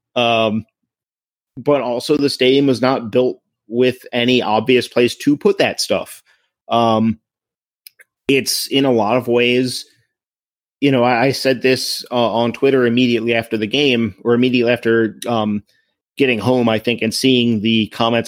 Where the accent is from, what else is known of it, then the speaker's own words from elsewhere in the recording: Crofton, United States; my hometown, Crofton